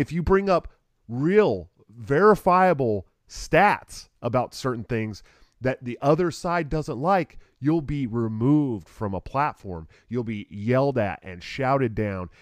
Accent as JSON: {"language": "English", "region": "California", "country": "United States", "tie": "born or raised there", "moved": "yes", "said": "I'm also a Californian"}